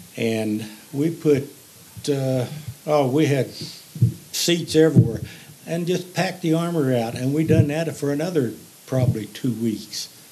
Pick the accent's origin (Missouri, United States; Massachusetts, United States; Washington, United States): Missouri, United States; Bloomfield; I was born and raised in Bloomfield, Missouri, a little 1,500 population town